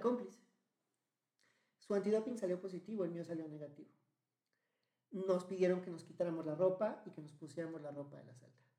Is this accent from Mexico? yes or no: yes; Mexico; De México